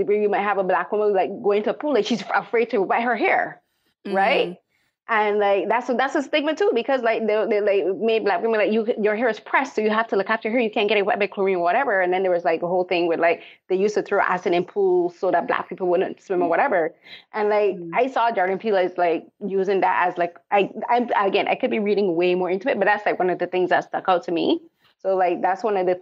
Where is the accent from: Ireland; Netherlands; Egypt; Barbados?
Barbados; moved away; I remember growing up, I'm from Barbados